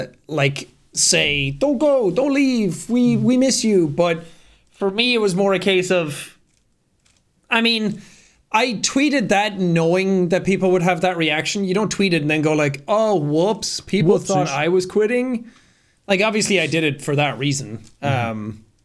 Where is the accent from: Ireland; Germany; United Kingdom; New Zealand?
Ireland; I come from Ireland. You can't tell anymore because my accent is kind of fucked.